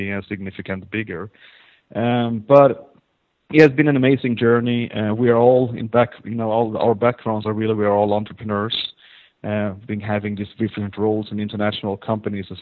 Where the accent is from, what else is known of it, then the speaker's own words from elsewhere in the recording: Sweden; moved away as an adult; also born or lived in Helsinki, Finland / London, United Kingdom / Silicon Valley, United States; now in Israel; I grew up in Sweden, or divided my time between Sweden and Helsinki, where my father lives